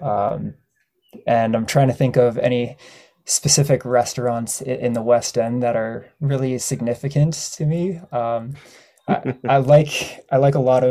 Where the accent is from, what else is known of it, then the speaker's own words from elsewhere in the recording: Ottawa, Ontario, Canada; now in Peterborough, Canada; So I grew up in Ottawa, Bayshore, Nepean area, Bell's Corners